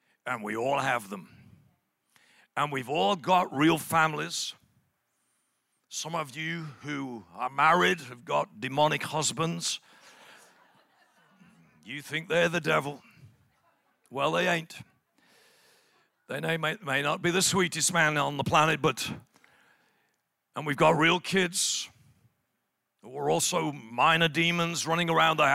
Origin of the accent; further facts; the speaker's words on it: England, United Kingdom; I'm from England